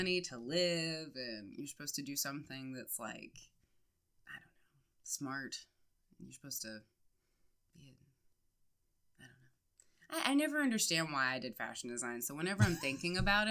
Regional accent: Alabama, United States; moved away as an adult; also born or lived in New York; now in Nashville, United States; I'm from Alabama

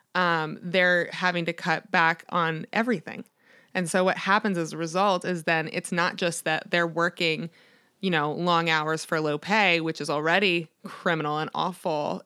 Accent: Annapolis, Maryland, United States; born or raised there

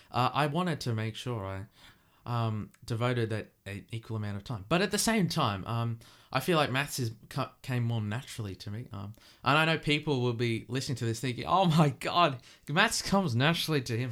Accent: Australia; accent: Aussie; you're hearing my Aussie accent

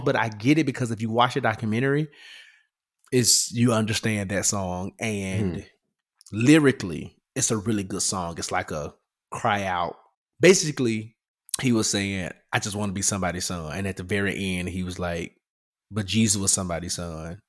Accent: Memphis, Tennessee, United States; Memphis, my city, my hometown

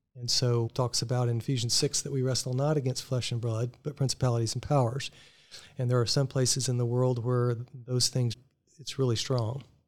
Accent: McAllen, Texas, United States; moved away as an adult; also born or lived in Tulsa, Oklahoma; now in Virginia Beach, United States; I grew up in South Texas, in McAllen

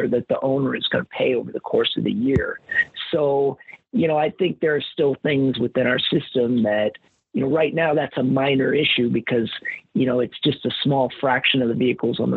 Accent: Kansas, United States; now in Wisconsin, United States; I grew up in Kansas

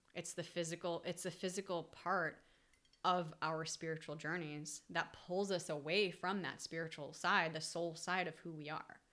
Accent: New England, United States; I grew up in New England

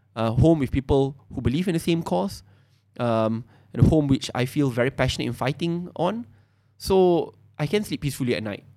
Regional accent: Malaysia; We are born in this country together

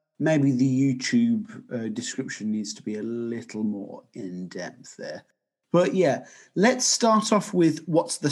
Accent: England, United Kingdom; as an English person

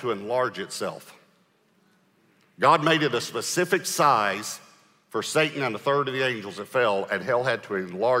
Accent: Texas, United States; I'm from Texas

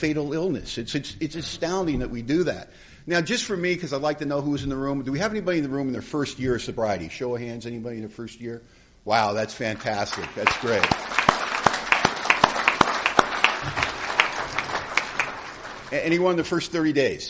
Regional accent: Los Angeles, California, United States; moved away as an adult; now in Bellingham, United States; I was born in Hollywood, California

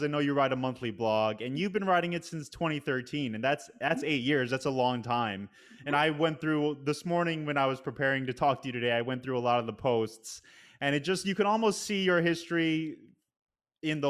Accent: Northeast, United States; now in New York City, United States; I'm from the Northeast

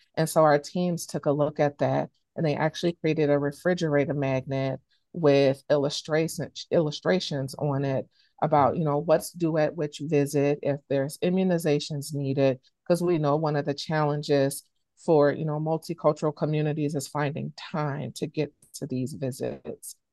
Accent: Chicago, Illinois, United States; now in Wisconsin, United States; I grew up in Chicago, Illinois.

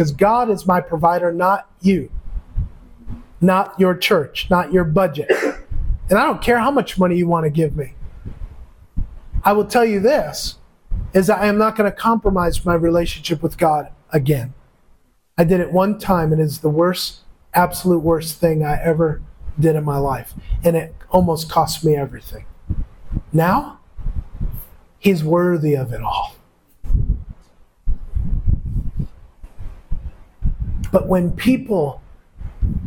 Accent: United States; moved away as an adult; now in Philippines; everybody here calls me as an American

